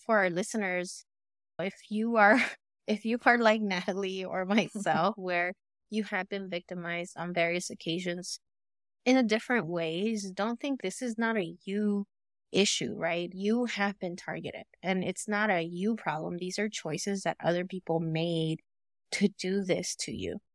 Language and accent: English; Los Angeles, California, United States; we grew up in Cali, okay, and we grew up in the hood, and I grew up